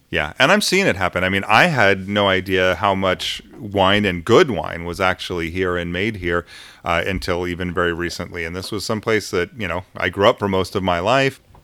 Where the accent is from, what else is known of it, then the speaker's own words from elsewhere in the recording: United States; we're Americans